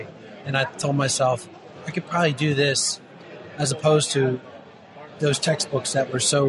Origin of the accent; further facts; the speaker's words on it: Baltimore, Maryland, United States; Well, I'm from Baltimore, Maryland.